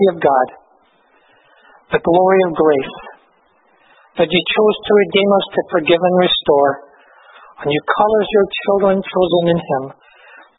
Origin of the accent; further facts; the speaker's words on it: Glasgow, Scotland, United Kingdom; moved away; also born or lived in Victoria; When I was a small boy growing up in Glasgow, I grew up in these huge, dirty, smoky tenements